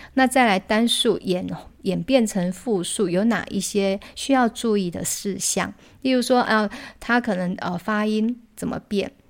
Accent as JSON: {"language": "Chinese", "country": "Taiwan", "said": "像我们台湾"}